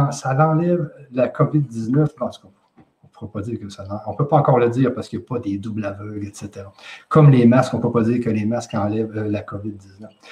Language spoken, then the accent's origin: French; Quebec, Canada; je suis du Québec, tout simplement une personne comme les 8 millions d'habitants